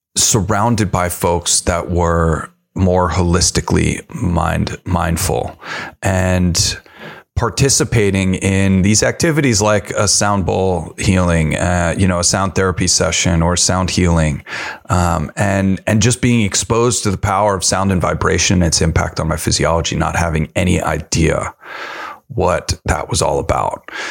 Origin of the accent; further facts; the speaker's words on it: New York, United States; I'm also from New York.